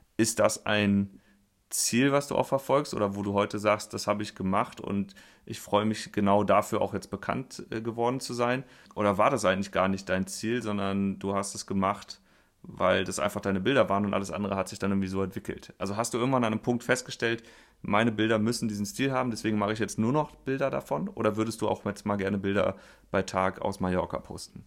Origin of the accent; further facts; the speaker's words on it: Linz am Rhein, Rhineland-Palatinate, Germany; moved away; Ich sitze in Linz am Rhein in einem Weinkeller und äh, treffe hier in meiner alten Heimat